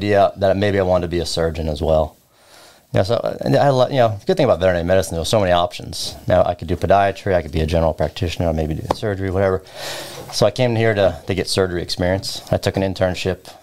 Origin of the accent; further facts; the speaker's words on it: Long Island, New York, United States; I was born in Long Island, New York.